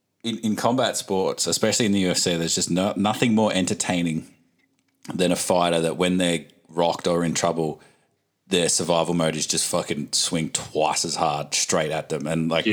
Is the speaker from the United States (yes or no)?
no; Australia; it just makes you feel like proud as an Aussie, I reckon, seeing an Aussie represent the country